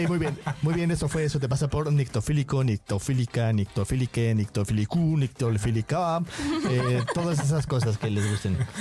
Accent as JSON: {"language": "Spanish", "country": "Mexico"}